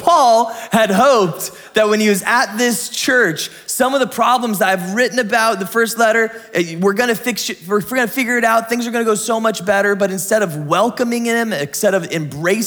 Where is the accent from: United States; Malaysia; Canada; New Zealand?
United States; San Diego, California; moved away; We're from San Diego